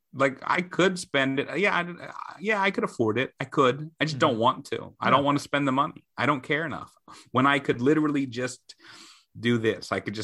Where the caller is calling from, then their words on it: Queens, New York, United States; I am coming from Queens, Sunnyside, Queens.